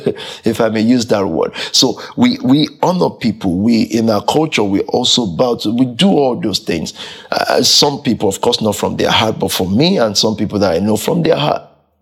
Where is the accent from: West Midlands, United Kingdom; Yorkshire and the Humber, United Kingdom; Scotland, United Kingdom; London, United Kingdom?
London, United Kingdom; And from that culture, I grew up in Southeast.